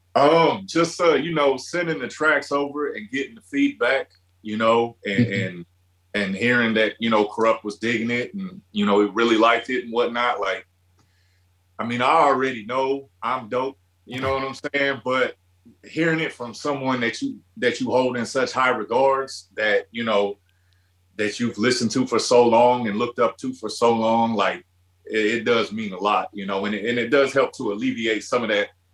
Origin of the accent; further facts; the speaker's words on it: Midwest, United States; growing up in the Midwest